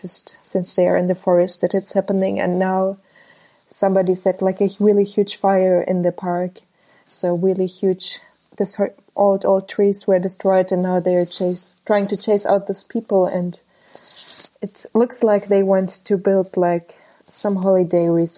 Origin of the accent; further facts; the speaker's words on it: Ulm, Baden-Württemberg, Germany; moved away as an adult; now in Moscow, Russia; I grew up in Germany, yeah. I was born in Germany.